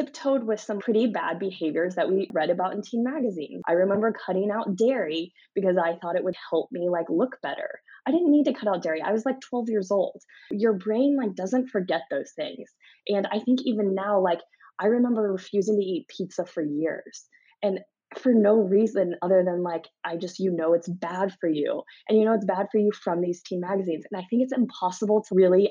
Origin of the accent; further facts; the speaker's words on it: Missouri, United States; I'm from Missouri